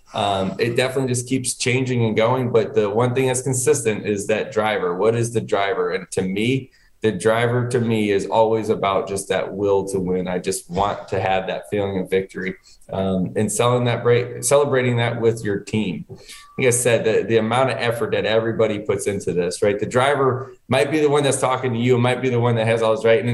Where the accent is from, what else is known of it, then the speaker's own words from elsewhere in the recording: Connecticut, United States; moved away; I was born in Connecticut. I was living up there